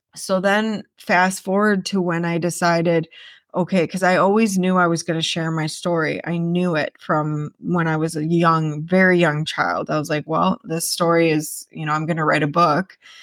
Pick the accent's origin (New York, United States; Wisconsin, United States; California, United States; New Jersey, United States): Wisconsin, United States; moved away; I grew up in Wisconsin